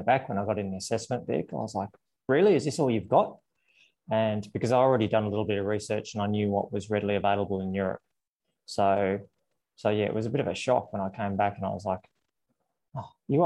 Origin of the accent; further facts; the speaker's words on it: Canberra, Australian Capital Territory, Australia; moved away as an adult; also born or lived in Italy; Canberra was my hometown back then